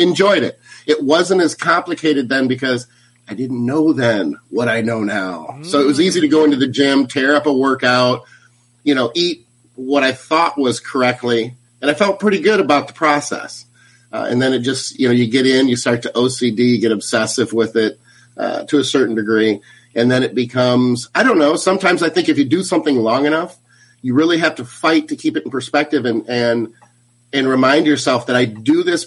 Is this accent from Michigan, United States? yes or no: yes; Battle Creek, Michigan, United States; moved away; I'm originally from Michigan, from Battle Creek, Michigan.